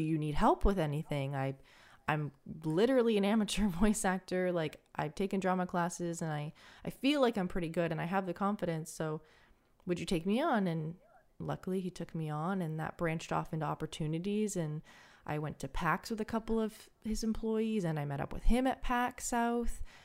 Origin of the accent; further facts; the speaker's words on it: Canada; I'm Canadian